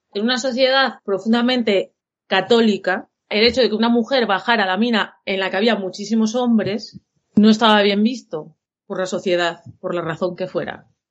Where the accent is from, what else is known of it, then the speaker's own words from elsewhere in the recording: Asturian mining basins, Asturias, Spain; accent: asturiano amestao de les cuenques; los que somos de una cuenca en concreto